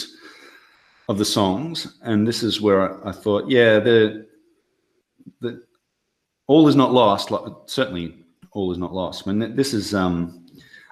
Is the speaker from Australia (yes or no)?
yes; Australia; as an Australian